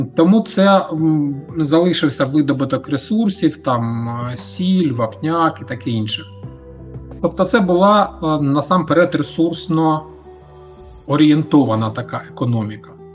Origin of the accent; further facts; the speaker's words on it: Mariupol, Donetsk Oblast, Ukraine; я сам з Маріуполя